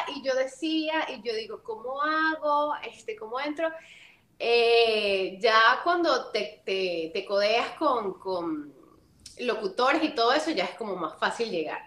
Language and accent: Spanish; Venezuela; moved away as an adult; also born or lived in Colombia; el cafecito guayanés, que Guayana es de donde yo vengo